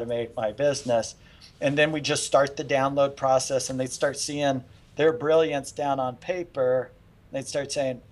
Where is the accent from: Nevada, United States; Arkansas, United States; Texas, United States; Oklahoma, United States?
Nevada, United States; Las Vegas; moved away as an adult; also born or lived in Houston; We grew up in Las Vegas.